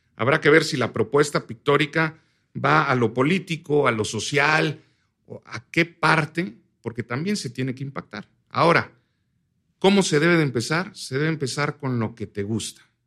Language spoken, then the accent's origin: Spanish; Oaxaca, Mexico; nosotros somos de Oaxaca